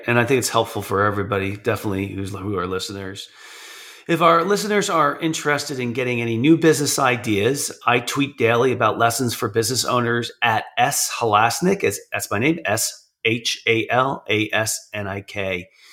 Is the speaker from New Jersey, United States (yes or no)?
yes; New Jersey, United States; I'm from New Jersey. I'm in New Jersey.